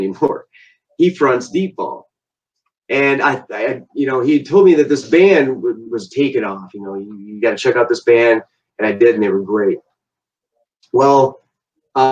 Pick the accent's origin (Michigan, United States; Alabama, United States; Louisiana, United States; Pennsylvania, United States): Michigan, United States; Belding; we actually kind of went to school together. I went to school with his sister. We're both like from Belding